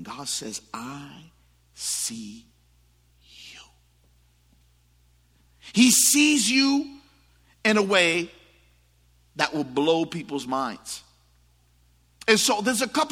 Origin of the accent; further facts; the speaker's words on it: New York City, New York, United States; I grew up in the Bronx, and it was not always pretty